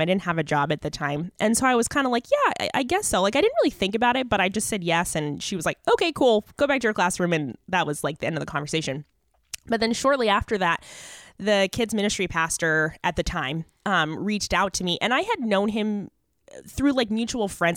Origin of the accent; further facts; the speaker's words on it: Mesa, Arizona, United States; I grew up in Mesa, Arizona, so I'm a native